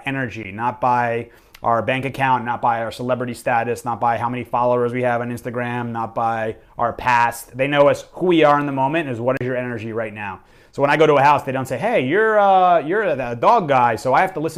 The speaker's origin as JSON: {"language": "English", "region": "New York", "country": "United States", "said": "I'm from New York"}